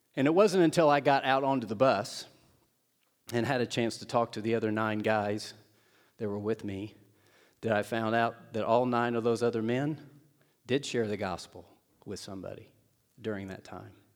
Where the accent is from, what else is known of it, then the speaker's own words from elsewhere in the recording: Seymour, Indiana, United States; moved away; my hometown of Seymour, Indiana, Southern Indiana.